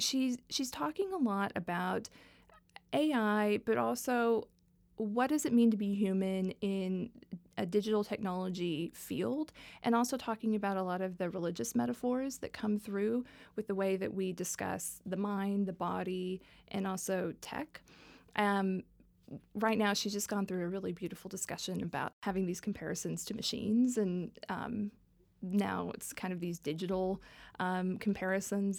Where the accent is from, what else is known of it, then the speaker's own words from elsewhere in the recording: Dallas, Texas, United States; moved away; I was raised in the South. I, I'm, I'm from Dallas, Texas, originally